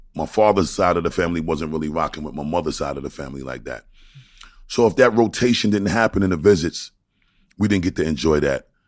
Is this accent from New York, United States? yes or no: yes; New York City, New York, United States; moved away; also born or lived in Long Island; I'm from Brooklyn